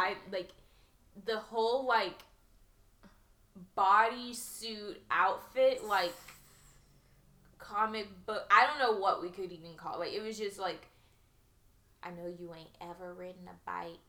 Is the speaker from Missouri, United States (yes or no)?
no; Texas, United States; We're from Texas